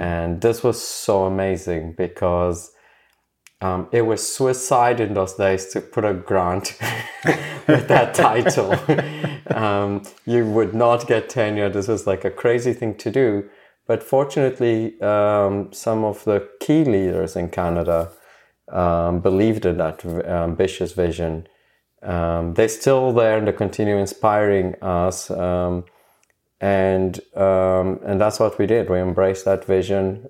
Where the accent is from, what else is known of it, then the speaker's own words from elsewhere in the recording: South Africa; moved away as an adult; also born or lived in Cambridge; I went back to South Africa